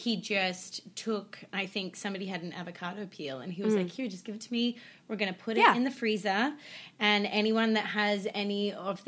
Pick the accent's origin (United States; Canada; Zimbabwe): Canada; we're Canadian as well